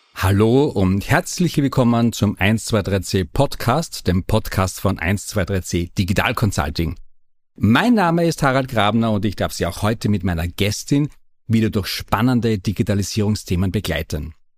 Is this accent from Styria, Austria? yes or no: yes; Feldbach District, East Styria, Austria; Ich komme auch aus der Oststeiermark